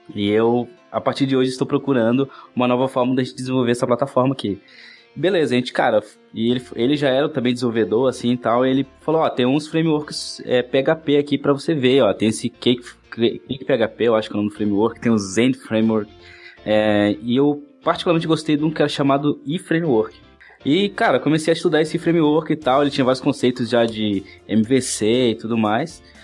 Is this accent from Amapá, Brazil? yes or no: yes; Oiapoque, Amapá, Brazil; moved away as an adult; now in Florianópolis, Brazil; eu nasci em Oiapoque, Amapá, sou um cara do norte aqui